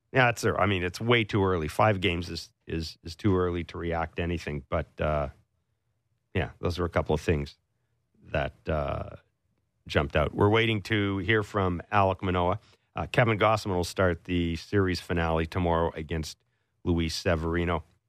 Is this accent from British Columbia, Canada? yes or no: no; Kingston, Ontario, Canada; I was born in Kingston, too